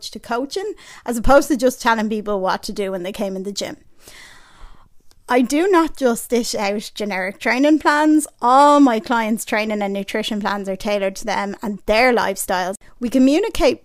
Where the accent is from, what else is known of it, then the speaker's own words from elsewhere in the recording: Ireland; I was born and raised in Ireland